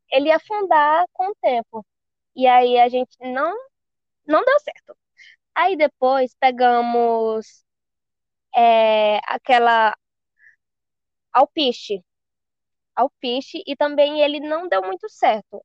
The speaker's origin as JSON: {"language": "Portuguese", "town": "Marabá", "region": "Pará", "country": "Brazil", "said": "Do Pará, sou de Marabá."}